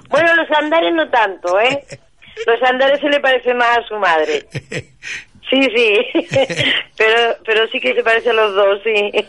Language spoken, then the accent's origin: Spanish; Poliñá de Júcar, Valencian Community, Spain; yo soy de Poliñá.